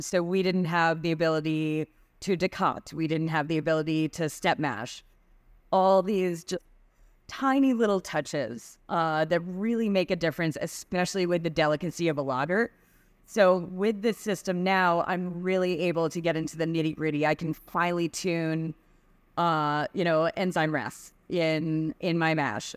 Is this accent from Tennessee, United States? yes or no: no; Lexington, Massachusetts, United States; I grew up in Lexington, Massachusetts, which is where the Revolutionary War started.